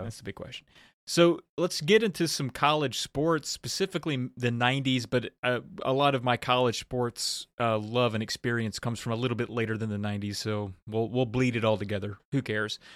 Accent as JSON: {"language": "English", "area": "about an hour from Blacksburg", "region": "Virginia", "country": "United States", "tie": "born or raised there"}